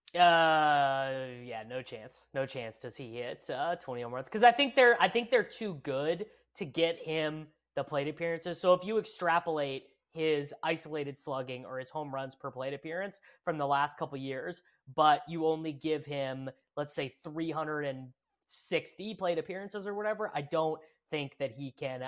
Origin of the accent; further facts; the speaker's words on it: Midwest, United States; also born or lived in Kansas; now in St. Louis, United States; I'm from the Midwest. I've I've always lived in the Midwest.